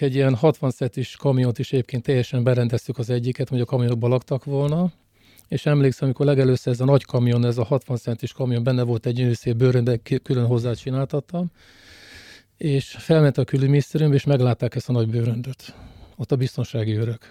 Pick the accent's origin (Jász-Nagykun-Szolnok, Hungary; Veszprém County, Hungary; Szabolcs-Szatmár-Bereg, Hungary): Jász-Nagykun-Szolnok, Hungary; Szolnok; Szolnokiak vagyunk